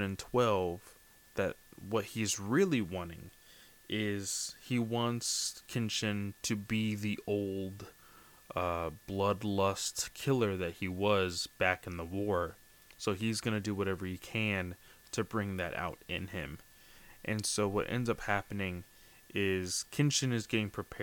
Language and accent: English; United States; me as an American